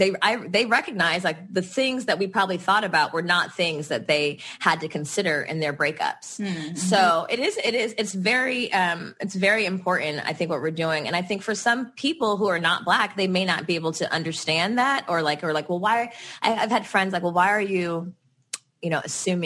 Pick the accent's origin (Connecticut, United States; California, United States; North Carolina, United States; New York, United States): California, United States; Los Angeles; we're from the Valley